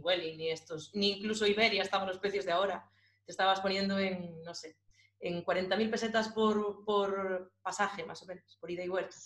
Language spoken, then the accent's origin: Spanish; Galicia, Spain; nosotros también somos de Galicia.